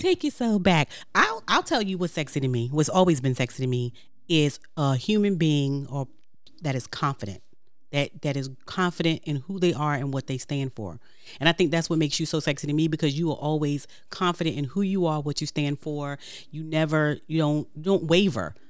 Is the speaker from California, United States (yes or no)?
no; New York City, New York, United States; I'm from Brooklyn, so I talk with my hands.